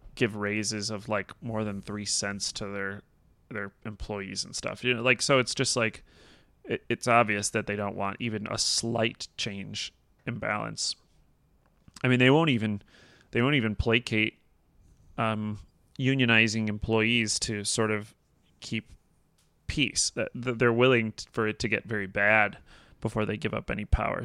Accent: United States; as an American

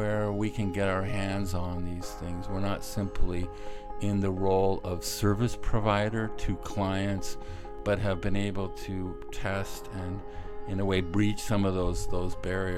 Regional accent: United States; moved away as an adult; also born or lived in Rome, Italy; now in Berlin, Germany; as an American architect

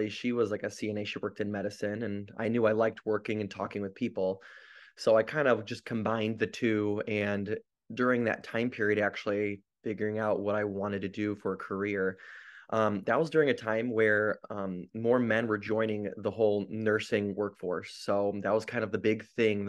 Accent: Grand Rapids, Michigan, United States; moved away as an adult; also born or lived in Salinas, California; I'm an ER nurse currently traveling, but I'm from Grand Rapids, Michigan

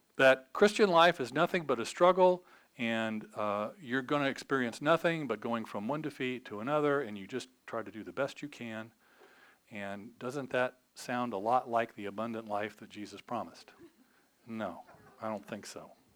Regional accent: United States; we're American

